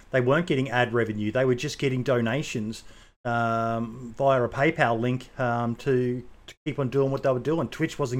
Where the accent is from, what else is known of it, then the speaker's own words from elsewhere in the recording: Australia; being an Aussie myself